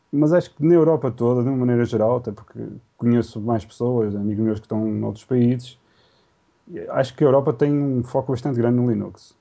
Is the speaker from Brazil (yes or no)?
no; Portugal; also born or lived in Vila Nova de Gaia; ninguém me conseguia identificar que eu fosse português